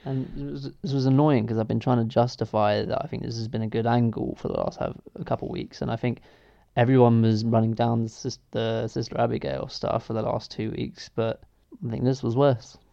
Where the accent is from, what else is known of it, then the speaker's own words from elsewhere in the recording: England, United Kingdom; as an English person